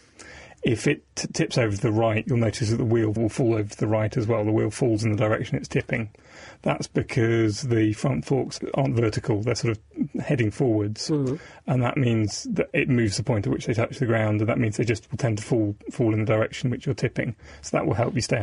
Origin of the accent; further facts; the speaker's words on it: Devon, South West England, United Kingdom; I grew up in Devon